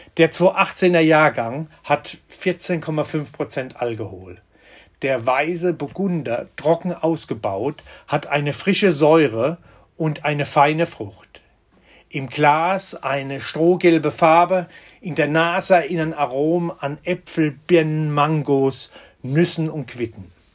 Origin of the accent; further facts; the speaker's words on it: Rhineland-Palatinate, Germany; bei uns in der Pfalz